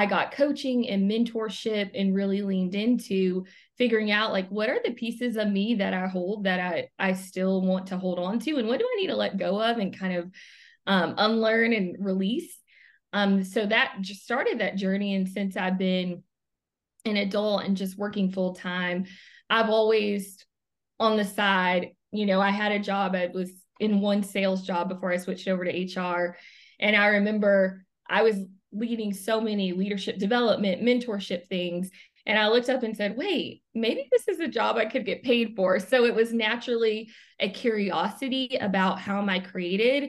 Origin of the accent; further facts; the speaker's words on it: Arkansas, United States; moved away as an adult; also born or lived in North Carolina; grew up in Arkansas my entire life, same small town. And I went away to North Carolina